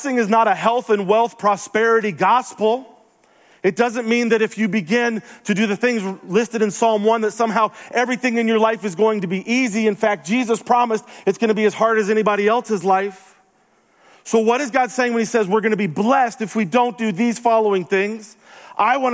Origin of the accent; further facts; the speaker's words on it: the South, United States; moved away; also born or lived in Denver; I'm from the South